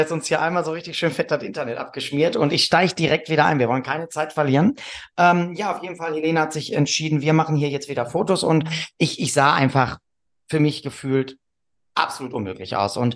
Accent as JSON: {"language": "German", "region": "Northern Germany", "country": "Germany", "said": "Ich komme aus dem Norden, ich weiß das nicht."}